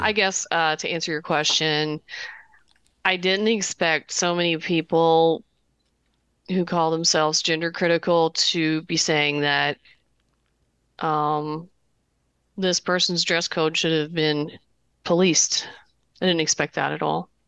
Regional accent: Southern Indiana and Kentucky, United States; accent: Kentucky; moved away; Southern Indiana and, uh, Kentucky

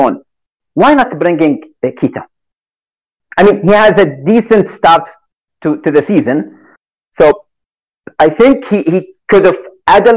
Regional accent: Saudi Arabia; I'm from Saudi Arabia, so I'm Arabic.

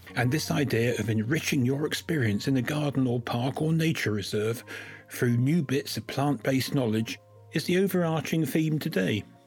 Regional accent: West Country, near Somerset, South West England, United Kingdom; I grew up in West Country orchards, not so far from where the Newt is in Somerset

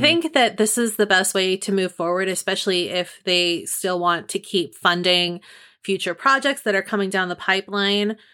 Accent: Marin County, California, United States; Marin County, which is my home county. It's like my hometown too.

